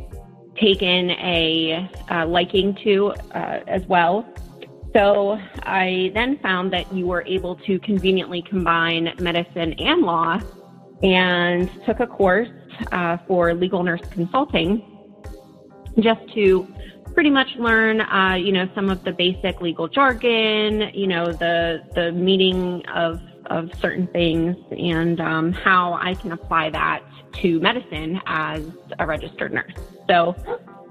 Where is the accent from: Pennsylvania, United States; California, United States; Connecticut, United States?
Pennsylvania, United States; Lilly; also born or lived in Pittsburgh, Pennsylvania; I am from Pennsylvania. I'm actually from a really small town called Lilly.